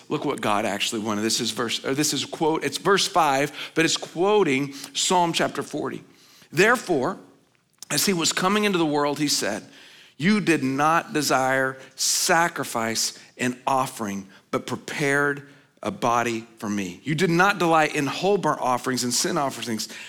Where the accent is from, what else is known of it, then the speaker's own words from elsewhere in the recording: Oklahoma, United States; I grew up in Oklahoma